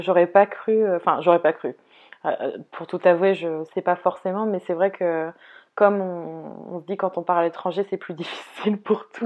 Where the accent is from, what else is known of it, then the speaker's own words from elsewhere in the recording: Brittany, France; moi, la bretonne